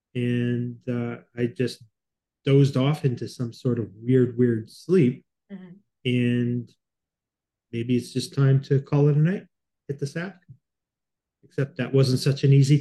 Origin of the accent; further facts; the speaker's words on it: Winnipeg, Manitoba, Canada; moved away as an adult; now in Toronto, Canada; I come from Winnipeg originally, which has almost no air pollution